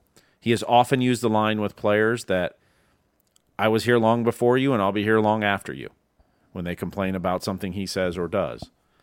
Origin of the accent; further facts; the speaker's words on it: Ohio, United States; I grew up in Ohio listening to Reds games